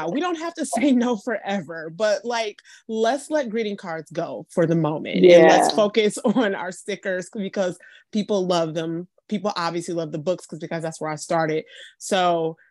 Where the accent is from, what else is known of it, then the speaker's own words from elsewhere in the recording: Detroit, Michigan, United States; now in Atlanta, United States; I'm in my hometown of Detroit, Michigan. I live in Atlanta now